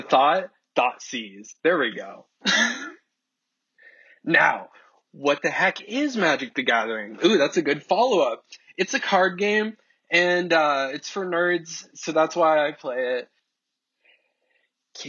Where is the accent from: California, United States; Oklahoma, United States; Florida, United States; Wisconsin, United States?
California, United States; near Los Angeles; I grew up in California, like right by LA. So I'm born and raised, homegrown, baby